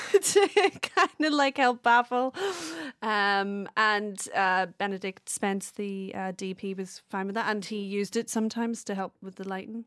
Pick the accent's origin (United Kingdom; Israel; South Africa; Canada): United Kingdom; Belfast, Northern Ireland; moved away as an adult; also born or lived in Wales; I'm originally from Belfast. I moved over in two thousand six to study film and video in Wales.